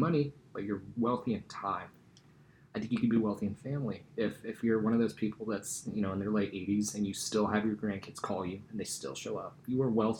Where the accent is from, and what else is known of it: Eureka, California, United States; born or raised there; moved away as an adult